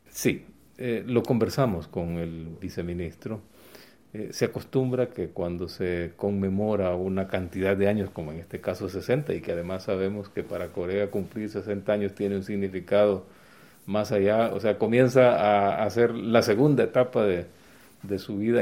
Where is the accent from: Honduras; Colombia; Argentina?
Honduras; nosotros como hondureños que vivimos en democracia